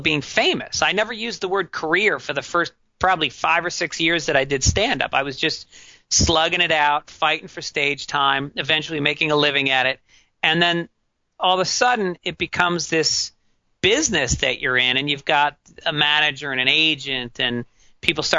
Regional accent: New York, United States; I grew up in New York

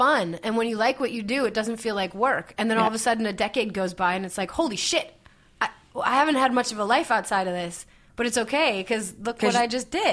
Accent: Buffalo, New York, United States; now in Los Angeles, United States; But I grew up in Buffalo, so I'm used to snow

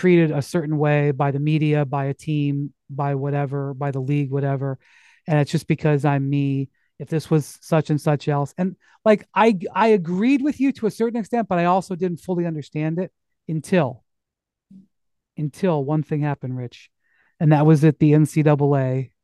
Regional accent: Akron, Ohio, United States; I'm from Akron

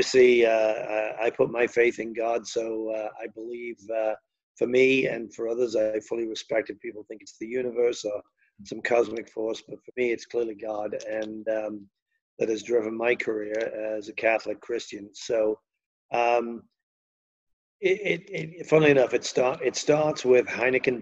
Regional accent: Liverpool, North West England, United Kingdom; accent: Liverpool; moved away as an adult; also born or lived in United States; we were from Liverpool

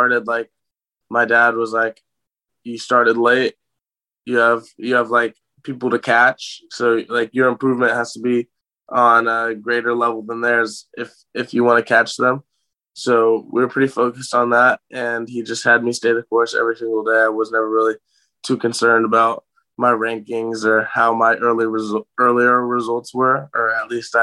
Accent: Gainesville, Florida, United States; also born or lived in Atlanta, Georgia; I was born right outside of Atlanta when my dad was coaching at Georgia Tech. And I lived there for 10 years and then moved to Gainesville. And I've lived here ever since

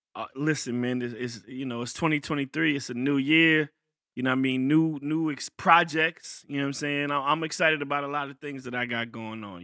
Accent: Richmond, Virginia, United States; my hometown, Richmond, Virginia

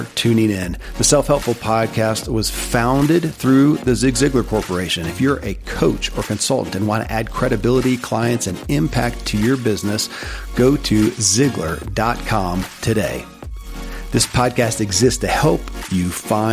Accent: Kentucky, United States; born or raised there

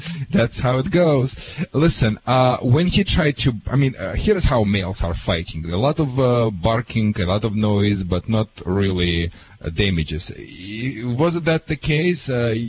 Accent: California, United States; accent: Californian; Oh, that's why you have a California accent, which is similar to mine, because I'm from California.

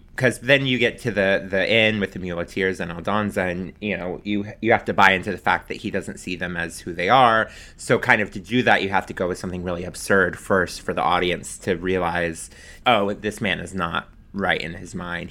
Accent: Pensacola, Florida, United States; moved away as an adult; also born or lived in Alabama; now in New York, United States; my parents who had moved from my hometown of Pensacola

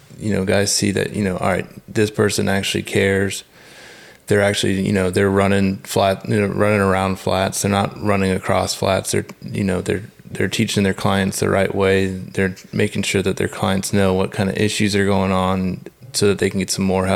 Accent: South Carolina, United States; now in Texas, United States; I grew up in South Carolina

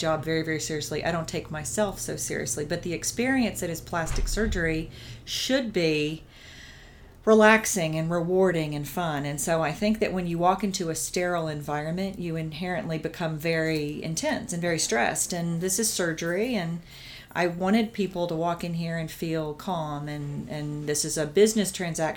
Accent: East Tennessee, United States; moved away as an adult; also born or lived in Augusta, Georgia / Dallas, Texas; now in Fort Worth, United States; I grew up in East Tennessee

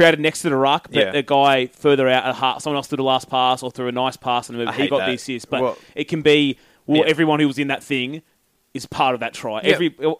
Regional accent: Queensland, Australia; even as a Queenslander

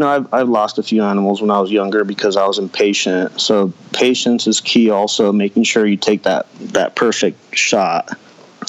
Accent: Wilder, Idaho, United States; I grew up here in Wilder.

